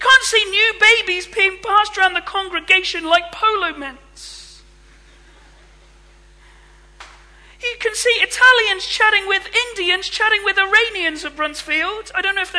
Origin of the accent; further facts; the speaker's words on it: England, United Kingdom; now in Scotland, United Kingdom; I'm English